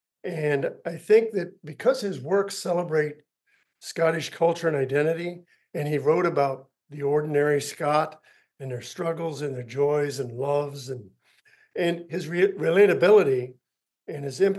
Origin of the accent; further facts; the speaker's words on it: North Carolina, United States; We arrived here in North Carolina in 1774. In fact, it'll be 250 years ago this October.